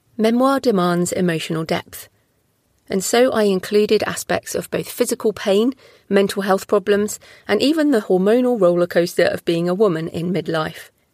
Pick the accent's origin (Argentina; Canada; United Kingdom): United Kingdom; I'm also British